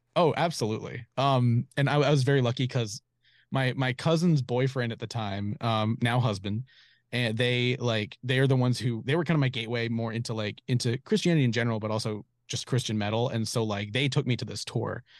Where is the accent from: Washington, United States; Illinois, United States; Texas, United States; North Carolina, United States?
North Carolina, United States; Charlotte; moved away as an adult; also born or lived in Raleigh, North Carolina; now in Los Angeles, United States; I'm from, from Charlotte, like kind of south-ish Charlotte, um, like Providence, Ballantine area